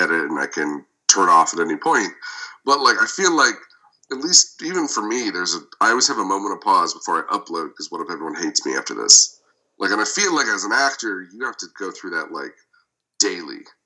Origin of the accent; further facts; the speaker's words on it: Las Vegas, Nevada, United States; also born or lived in Michigan; born in Michigan, raised in Vegas, and I'm a publicist